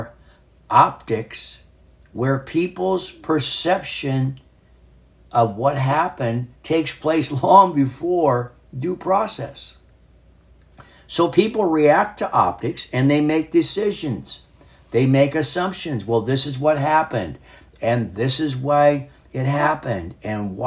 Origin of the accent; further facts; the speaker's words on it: North Dakota, United States; as a young man, a boy, growing up in North Dakota